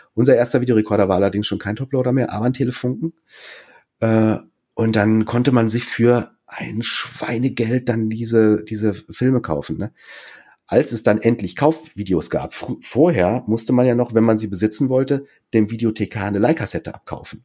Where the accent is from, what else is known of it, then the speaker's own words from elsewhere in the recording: Münster, North Rhine-Westphalia, Germany; moved away as an adult; also born or lived in Munich; ich bin zwar kein gebürtiger Westfale, aber bin halt hier in Münster aufgewachsen